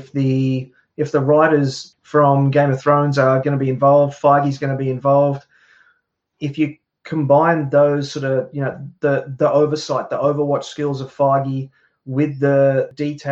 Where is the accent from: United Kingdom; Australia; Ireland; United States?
Australia; me growing up in Australia